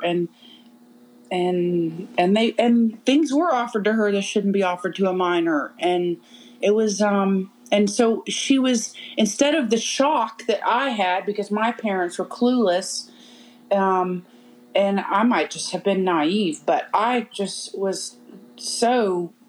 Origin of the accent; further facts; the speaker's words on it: Charleston, South Carolina, United States; moved away as an adult; now in Spartanburg, United States; I grew up in Charleston